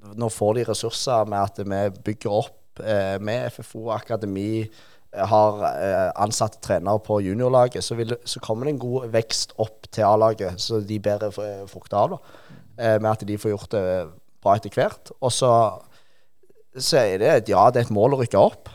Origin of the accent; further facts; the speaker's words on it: Rogaland, Norway; Vi er jo rogalendinger